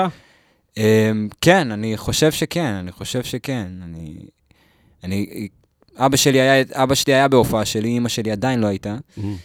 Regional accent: Lod, Central District, Israel; גדלתי בלוד

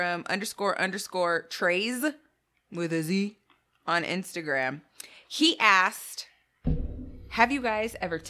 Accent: Arizona, United States; moved away; Yeah, because we came from Arizona.

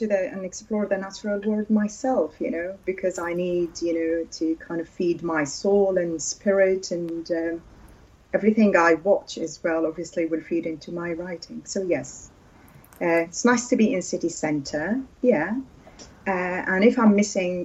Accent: Syria; first language Arabic; English is a second language; now in Durham, United Kingdom; I'm originally from Syria, sweet Syria

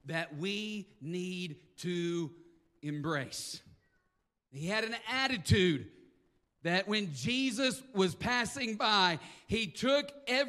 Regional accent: the South, United States; I am from the South

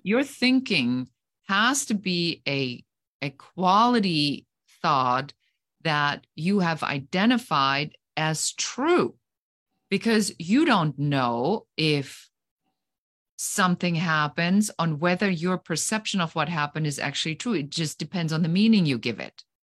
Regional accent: Germany; moved away as an adult; now in United States; I am originally from Germany, so I am an immigrant uh, living currently

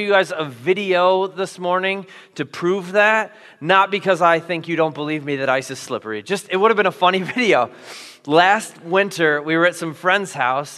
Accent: Iowa, United States; moved away as an adult; also born or lived in Minnesota; I grew up in Iowa, where we know ice is slippery

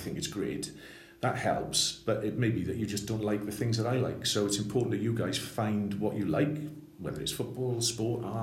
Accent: Swansea, Wales, United Kingdom; also born or lived in Three Crosses; I'm a writer from Swansea, born and bred in Swansea

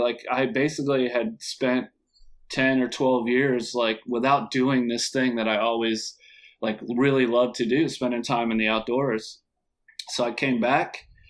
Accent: Florida, United States; also born or lived in Connecticut; I'm originally from Connecticut, but I moved to Florida when I was like 3, but I used to always go up for the summer.

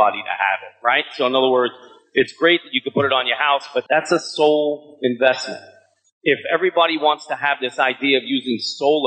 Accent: New York City, New York, United States; I'm your boy from Brooklyn

